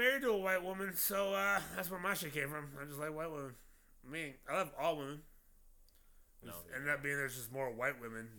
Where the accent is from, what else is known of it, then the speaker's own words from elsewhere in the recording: Compton, California, United States; I'm from Compton.